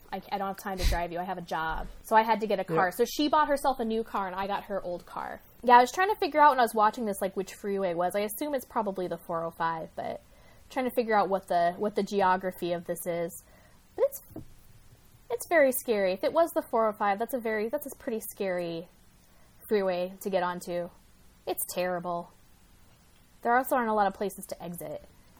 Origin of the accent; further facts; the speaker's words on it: Southern California, United States; I grew up in Southern California.